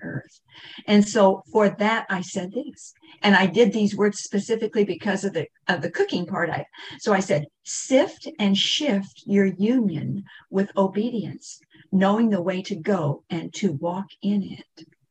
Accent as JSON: {"language": "English", "region": "Kansas", "country": "United States", "tie": "born or raised there", "said": "I'm, I'm from Kansas"}